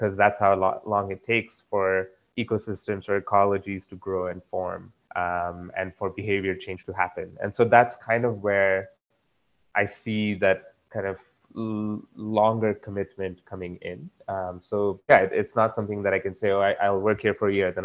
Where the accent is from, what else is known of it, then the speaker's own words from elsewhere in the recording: Dombivli, Maharashtra, India; moved away; also born or lived in Konkan Coast / Sangli / United States; growing up in Dombivali, there were people around me that had a love for nature